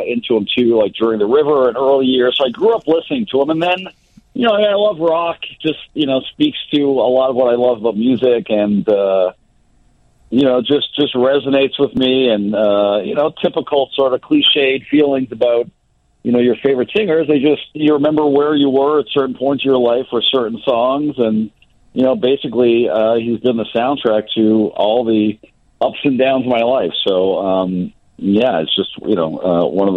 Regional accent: Montreal, Quebec, Canada; now in Chicago, United States; I grew up in Montreal

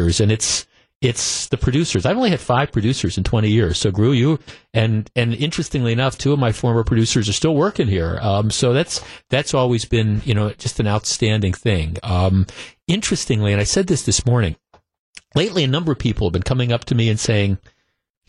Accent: Wisconsin, United States; work at the radio station the biggest stick in the state in the my hometown

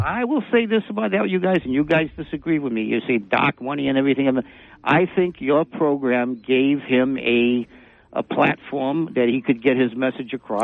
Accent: New Bedford, Massachusetts, United States; we're all from New Bedford. We're all New Bedfordites

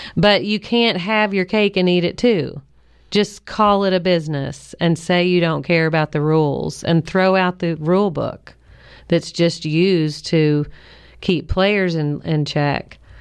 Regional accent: Kentucky, United States; I grew up in Kentucky

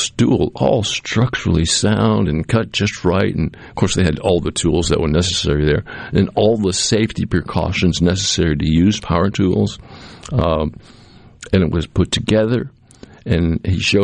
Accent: Cape Cod, Massachusetts, United States; now in Mississippi, United States; when I was growing up on Cape Cod

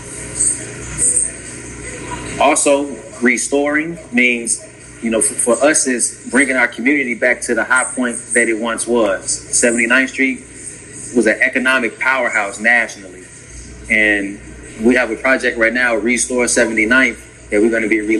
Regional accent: Markham, Illinois, United States; also born or lived in Roseland, Chicago / Alabama; now in Chicago, United States; I'm from the South Suburbs, Markham, Harvey area.

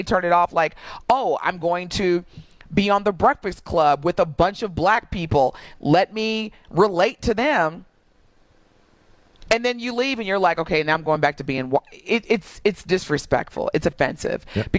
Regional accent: Southern Indiana, United States; Growing up in Southern Indiana

